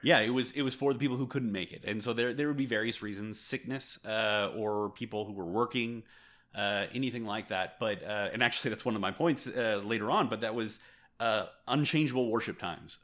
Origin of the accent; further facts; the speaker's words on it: California, United States; moved away as an adult; also born or lived in Korea; now in El Paso, United States; I grew up in the Church of Christ, uh, in California